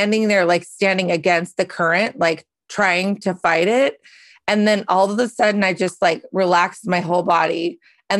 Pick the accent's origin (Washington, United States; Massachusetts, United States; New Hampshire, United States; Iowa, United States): Washington, United States; Carnation; I grew up in Carnation, Washington